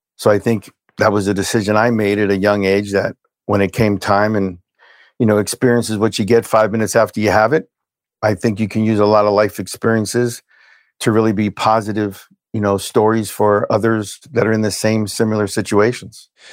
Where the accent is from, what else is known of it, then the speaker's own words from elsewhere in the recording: Hialeah, Florida, United States; also born or lived in Brooklyn, New York; was born in Brooklyn, New York. We moved from Brooklyn to Hialeah, Florida. When I was six